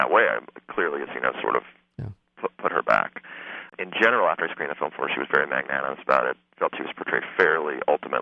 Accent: Texas, United States; I grew up in Texas

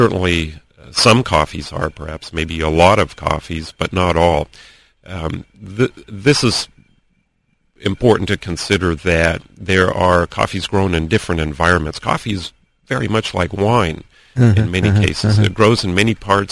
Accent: Antigua Guatemala, Sacatepéquez, Guatemala; moved away; the farm where I grew up in Guatemala, my family's farm in Antigua, Guatemala

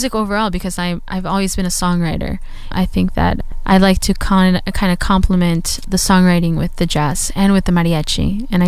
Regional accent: Anaheim, California, United States; Growing up in Anaheim

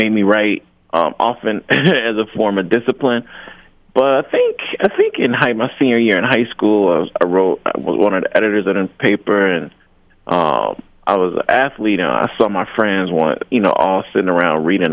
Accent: Jackson, Mississippi, United States; also born or lived in Wisconsin; I was raised in Jackson, Mississippi

